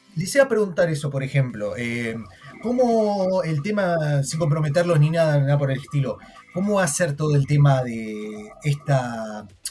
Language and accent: Spanish; Argentina; yo soy argentino